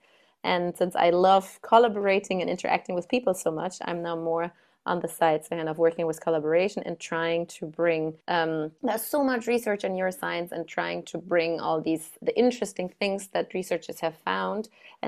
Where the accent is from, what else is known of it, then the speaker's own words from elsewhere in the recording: Germany; moved away; I'm from Germany originally